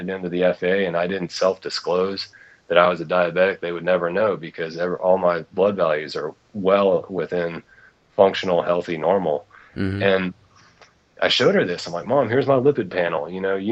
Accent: East Tennessee, United States; I grew up in East Tennessee, actually, so I'm kind of a Southern boy myself

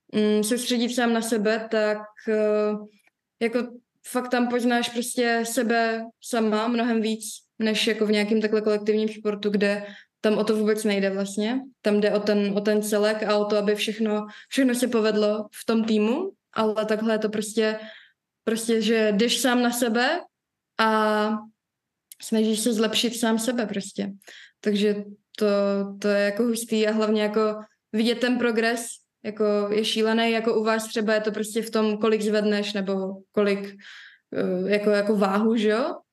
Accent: Prague, Czechia; jsem rozená Pražečka

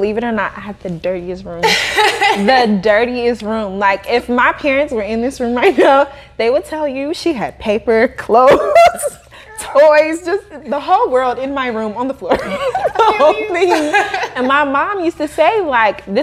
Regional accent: Kansas City, United States; moved away; I'm from Kansas City. So when I lived in Kansas City

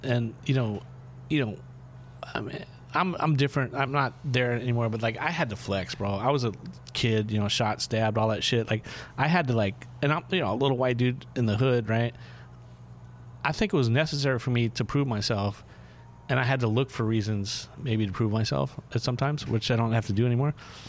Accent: Hollywood, California, United States; Dude, I grew up in Hollywood, bro.

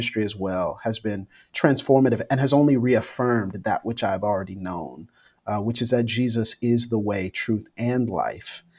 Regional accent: Florida, United States; growing up in Florida

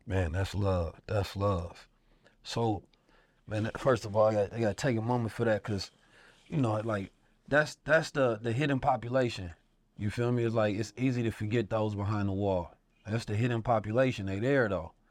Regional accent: Oakland, California, United States; Growing up in Oakland

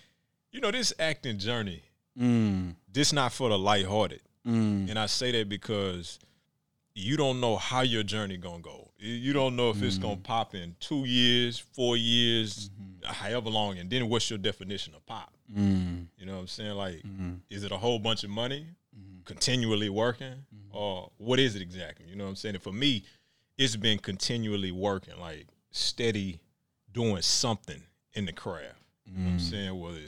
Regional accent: Texas, United States; And, you know, I came from Texas, so I ain't know, you know, you got to grind.

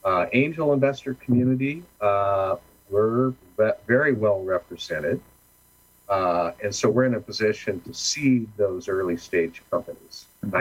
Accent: California, United States; It's like I must apologize. I'm from Orange County, you know.

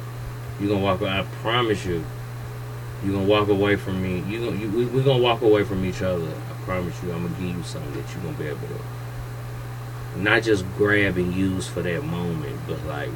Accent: United States; accent: country

